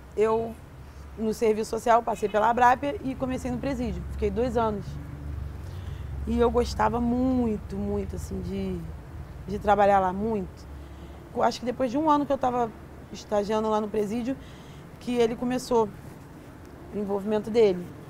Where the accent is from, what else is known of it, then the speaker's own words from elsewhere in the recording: Rio de Janeiro, Brazil; Eu nasci no Rio Comprido, é, zona norte do Rio de Janeiro, uma área de favelas